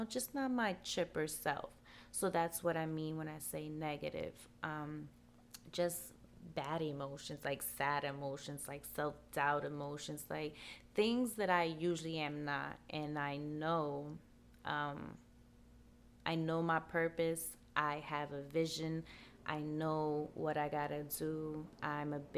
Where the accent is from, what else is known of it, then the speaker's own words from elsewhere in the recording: New York City, New York, United States; I'm from New York and it's pretty cold. Out here in the Bronx, we say it's brick.